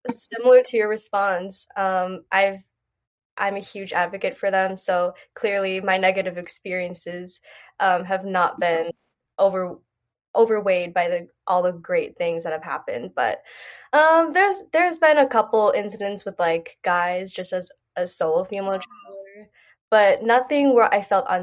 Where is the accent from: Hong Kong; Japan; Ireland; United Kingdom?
United Kingdom; England; the fifth one is I once got told by an American tourist that I spoke English quite well. I'm English and this was in England.